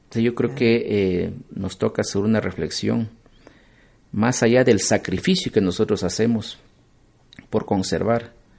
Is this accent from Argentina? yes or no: no; Ecuador; todos como ecuatorianos